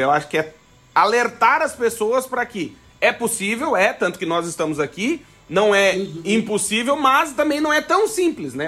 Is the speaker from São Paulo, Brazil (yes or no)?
no; Alegrete, Rio Grande do Sul, Brazil; now in Braga, Portugal; eu sou gaúcho do Alegrete